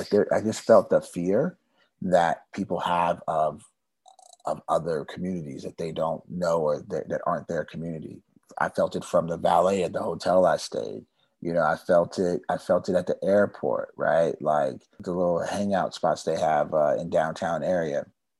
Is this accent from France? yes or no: no; Germany; also born or lived in California, United States; now in United States; You know, I've been all around the world, right? I grew up in Germany, but mostly lived in California my whole life.